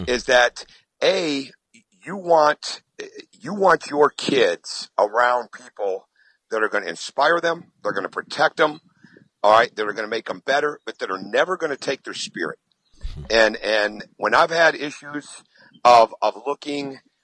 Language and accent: English; Michigan, United States; I grew up in Michigan